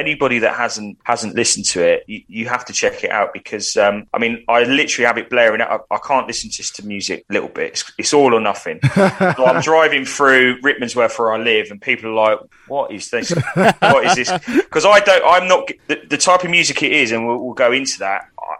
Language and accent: English; Watford, East of England, United Kingdom; I'm born and bred West Watford.